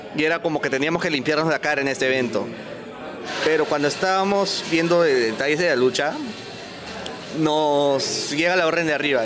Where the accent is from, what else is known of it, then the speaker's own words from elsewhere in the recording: Huancayo, Junín, Peru; moved away as an adult; now in Lima, Peru; soy de Huancayo, o sea, mi base es Huancayo